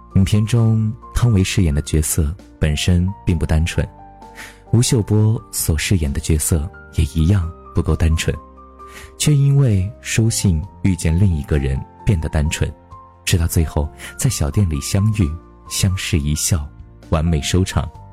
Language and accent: Chinese; Guangyuan, Sichuan, China; 这座小城有些古老的气息。江对岸就是黄子寺，为了纪念武则天而建，我就出生在这样一座小城里面的一个普通家庭。记忆当中大概是办了三次家，我的家乡利州是一个被山围起来的城市。小的时候我就 住在山上，那座山叫东山